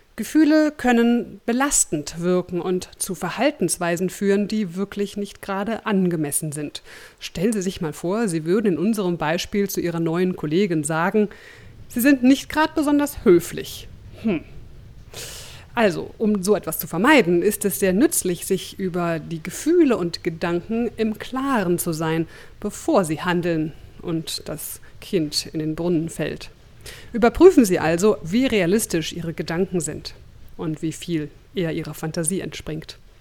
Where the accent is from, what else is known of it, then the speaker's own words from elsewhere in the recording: Berlin, Germany; moved away; in meine alte Heimat Berlin